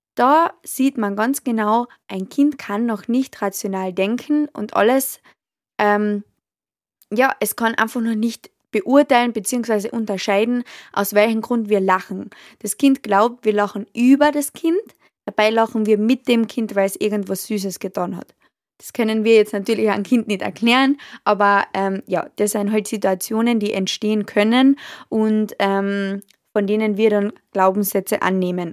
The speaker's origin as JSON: {"language": "German", "country": "Austria", "said": "bei uns in Österreich"}